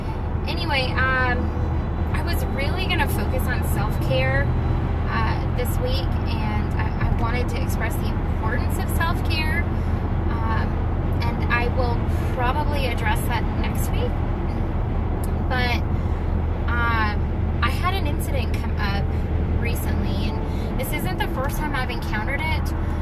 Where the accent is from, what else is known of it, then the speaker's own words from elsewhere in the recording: West Coast, United States; I come from the West Coast, and I know, I lived in San Diego.